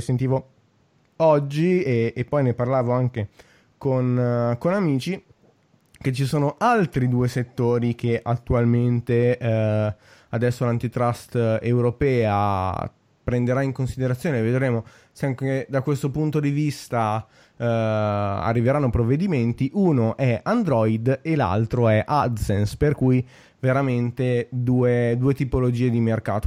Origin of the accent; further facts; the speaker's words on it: a town 20 km from Milan, Lombardy, Italy; vivo tra Milano e il, il, mio paese natale che è a 20, a 20 km da Milano